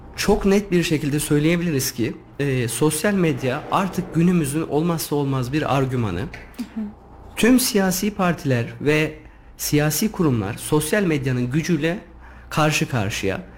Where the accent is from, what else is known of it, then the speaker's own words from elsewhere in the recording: Yeşilhisar, Kayseri Province, Turkey; Yeşilisarlıyım. Orası benim toprağım.